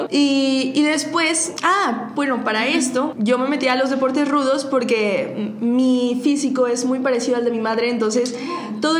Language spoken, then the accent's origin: Spanish; Saltillo, Coahuila, Mexico; also born or lived in Monterrey; cuando nosotros vivíamos en Saltillo, porque ahí yo soy natal